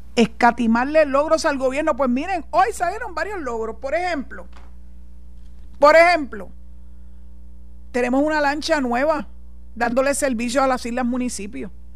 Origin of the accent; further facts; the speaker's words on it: Puerto Rico; Soy boricua, tengo la mancha de plátano, soy de aquí y Dios mediante espero morir aquí